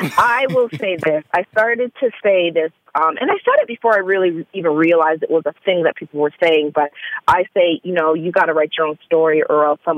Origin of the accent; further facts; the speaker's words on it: Hamilton, Ontario, Canada; I grew up right outside of Toronto, and then I moved to Toronto in my 20s. So I pretty much say Toronto because most people don't know Hamilton, Ontario, which is a really small city right by Buffalo, across from the Buffalo